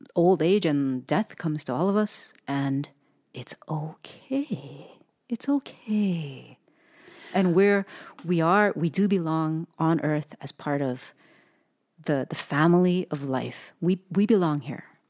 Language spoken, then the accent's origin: English; United States; grew up in the United States of America